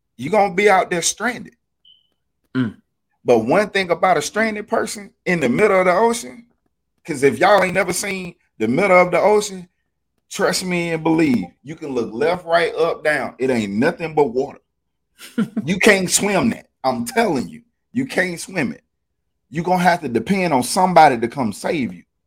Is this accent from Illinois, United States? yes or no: no; Alabama, United States; I'm from Alabama